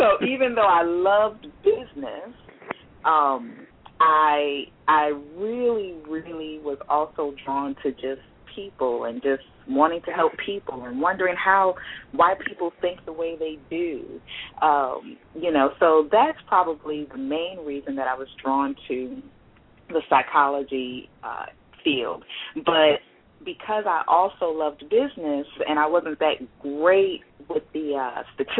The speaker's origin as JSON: {"language": "English", "town": "Teaneck", "region": "New Jersey", "country": "United States", "tie": "born or raised there", "also_born_or_lived": "New York", "said": "grew up in New York, moved to New Jersey, claimed Jersey really the most because that's where I spent most of my time"}